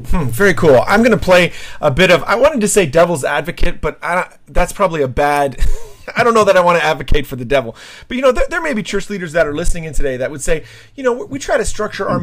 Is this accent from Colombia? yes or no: no; Canada; also born or lived in New Jersey; I'm a Canadian as well